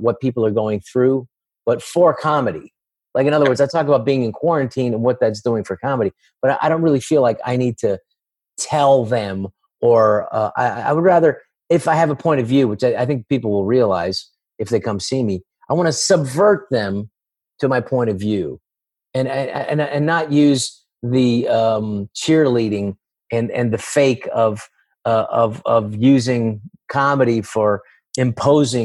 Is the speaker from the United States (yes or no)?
yes; San Francisco, California, United States; I grew up in San Francisco